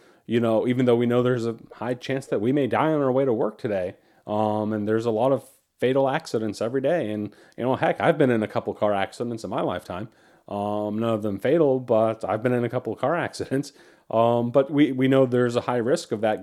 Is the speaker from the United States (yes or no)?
yes; United States; as an American